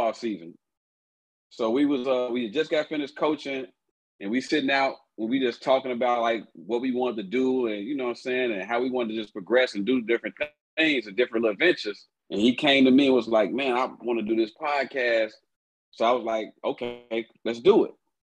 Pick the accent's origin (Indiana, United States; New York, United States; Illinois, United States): Illinois, United States; Chicago; also born or lived in Tuscaloosa, Alabama; Born there, but raised in Chicago. I was born in Tuscaloosa, Alabama.